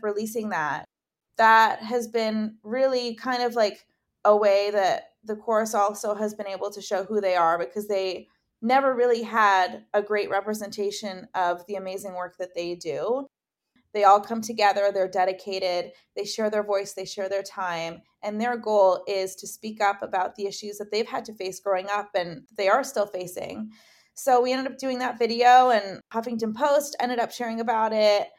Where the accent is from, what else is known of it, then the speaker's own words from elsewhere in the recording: Dundas, Ontario, Canada; moved away as an adult; now in Los Angeles, United States; I'm from Dundas, which is a super small town